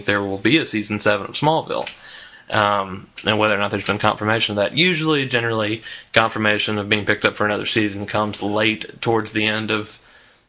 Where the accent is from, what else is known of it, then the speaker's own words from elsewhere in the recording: the South, United States; I'm from the South